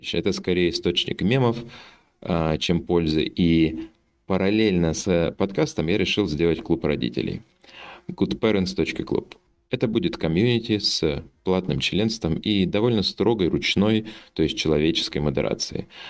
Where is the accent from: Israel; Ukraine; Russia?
Russia; Omsk, Omsk Oblast; now in Lisbon, Portugal; Родился я в Сибири, в городе Омске, а живу в Лиссабоне